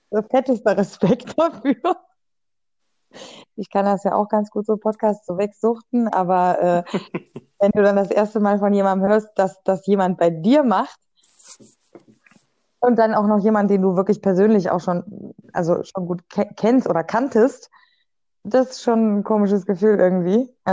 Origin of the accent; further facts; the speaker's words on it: Germany; Da bin ich Deutscher, Hammer.